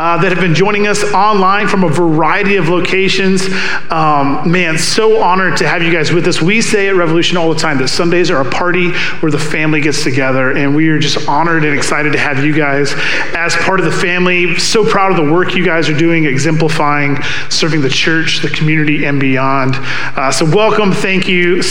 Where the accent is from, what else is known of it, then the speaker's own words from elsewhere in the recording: the South, United States; I'm from the South